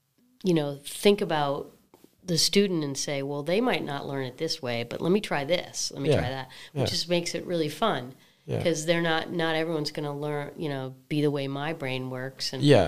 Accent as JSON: {"language": "English", "region": "Massachusetts", "country": "United States", "tie": "born or raised there", "said": "Yeah, I grew up outside of Boston, but I like it."}